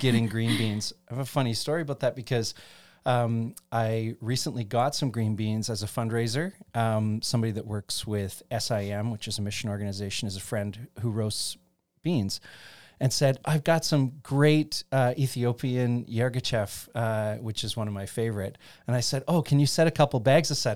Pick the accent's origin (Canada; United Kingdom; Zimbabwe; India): Canada; Chatham, Ontario; I grew up in Chatham, Ontario